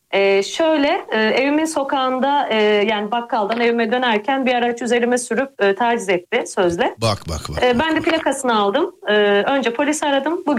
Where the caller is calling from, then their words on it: Izmir, Turkey; Ben İzmir'den arıyorum.